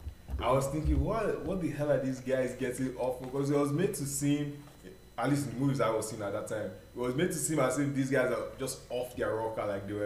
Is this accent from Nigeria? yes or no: yes; Delta, Nigeria; moved away; I grew up in Delta. These are like south areas.